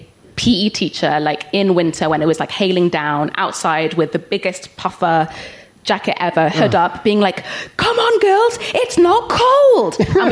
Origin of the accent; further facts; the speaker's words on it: Cardiff, Wales, United Kingdom; moved away; No, so I'm from Cardiff originally.